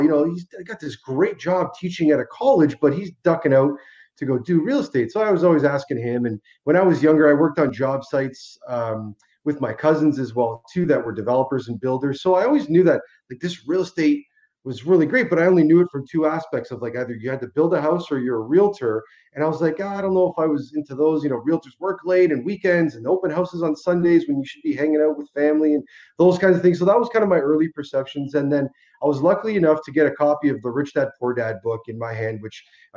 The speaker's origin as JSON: {"language": "English", "town": "Hamilton", "region": "Ontario", "country": "Canada", "tie": "born or raised there", "said": "I was born and raised in Hamilton, Ontario from Italian immigrants that came over in the mid-60s"}